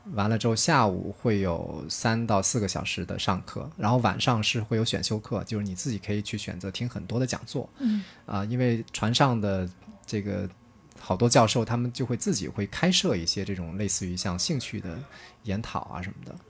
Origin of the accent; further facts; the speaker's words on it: Guangdong, China; 我自己是一个农村长大的孩子， 呃，大家一般都认为好像生活在广东，那肯定都是这个，都觉得广东是个富庶之地嘛，对吧？ 都觉得是肯定生活水平是不差的。 呃，但是特别不巧，嗯，我自己所在的那个县是整个广东省的十六个贫困县里面的倒数第二名。 然后，呃，我所在的那个镇，或者是这个镇子里的村子，又是这个县里面其中最贫穷的之一